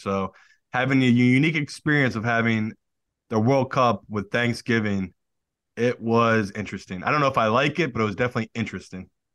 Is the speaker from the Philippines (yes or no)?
no; United Kingdom; now in United States; As a Brit